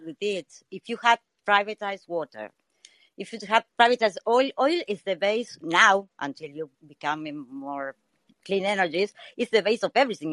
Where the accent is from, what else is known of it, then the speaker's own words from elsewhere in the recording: Argentina; I'm from Argentina